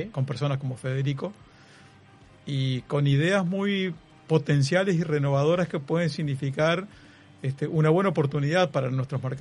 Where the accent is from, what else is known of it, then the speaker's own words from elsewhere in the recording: Polanco, Lavalleja, Uruguay; De, la Valleja. De la Valleja. De Polanco de la Valleja. Y este, después me tocó sufrir el cemento y metido en ingeniería de sistemas